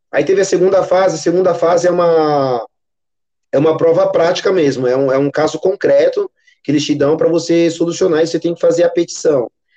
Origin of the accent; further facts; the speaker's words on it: São Paulo, Brazil; Sou natural aqui de São Paulo. Moro na Zona Leste